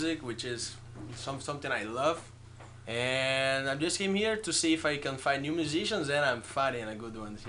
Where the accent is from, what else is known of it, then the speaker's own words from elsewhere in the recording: Fortaleza, Ceará, Brazil; I'm from Fortaleza. He's in the northeast.